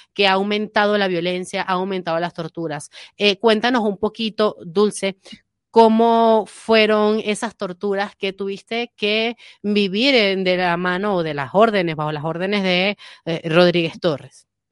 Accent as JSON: {"language": "Spanish", "country": "Venezuela", "moved": "yes", "lives_now": "Madrid, Spain", "said": "a los venezolanos nos están quitando el derecho de solicitar eh, protección internacional porque venimos de un país sumergido"}